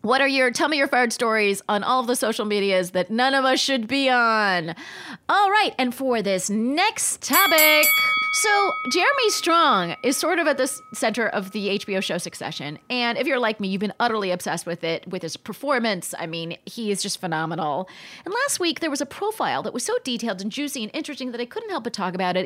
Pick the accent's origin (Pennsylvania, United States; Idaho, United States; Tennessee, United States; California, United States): California, United States; Palm Springs; moved away as an adult; also born or lived in New York City; I just really begrudgingly had this job in my hometown before, uh, before moving to New York City. And I really didn't wanna be in my hometown. This is in Palm Springs, California.